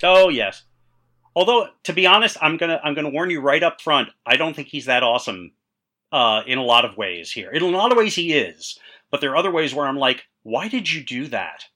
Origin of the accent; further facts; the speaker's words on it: New York, United States; I'm a New Yorker